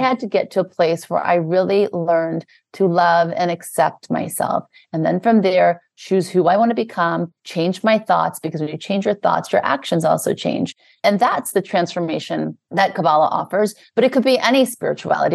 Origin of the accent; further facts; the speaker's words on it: New Orleans, Louisiana, United States; also born or lived in Beverly Hills, California; now in New York, United States; I was born in the South, in Louisiana. I lived in New Orleans, then we moved to Beverly Hills in California, and now I live in New York.